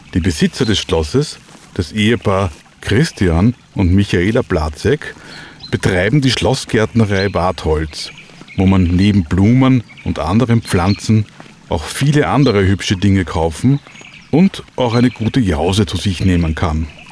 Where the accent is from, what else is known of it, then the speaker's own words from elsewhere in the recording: Vienna, Austria; als Wiener